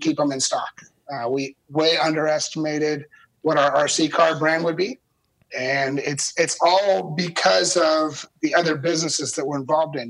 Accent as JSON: {"language": "English", "region": "California", "country": "United States", "tie": "born or raised there", "said": "I grew up in California"}